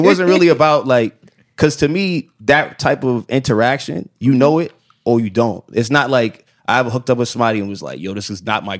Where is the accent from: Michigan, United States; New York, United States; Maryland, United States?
New York, United States; New York City; moved away as an adult; now in Los Angeles, United States; I'm from Flatbush though.